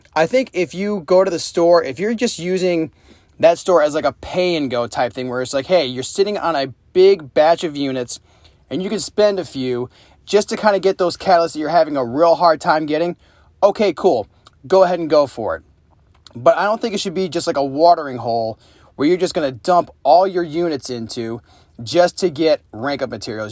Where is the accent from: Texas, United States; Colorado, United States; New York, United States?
New York, United States; upstate; moved away; my hometown